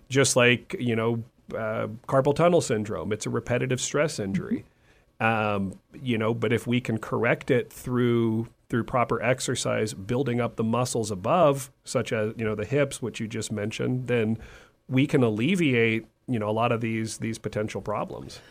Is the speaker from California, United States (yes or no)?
yes; California, United States; moved away; also born or lived in Texas; I'm originally from California.